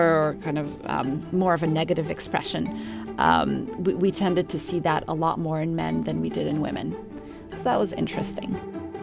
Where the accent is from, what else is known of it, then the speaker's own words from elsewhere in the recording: Egypt; moved away as an adult; also born or lived in Middle East / Cambridge, England; I'm um, originally from Egypt. I grew up in the Middle East